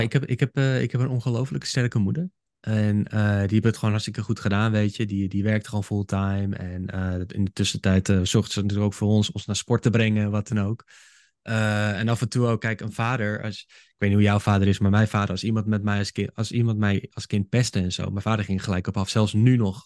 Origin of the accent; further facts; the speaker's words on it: Haarlem, North Holland, Netherlands; also born or lived in Hoofddorp; ik kom oorspronkelijk kom ik uit Haarlem. Ik ben geboren en getogen daar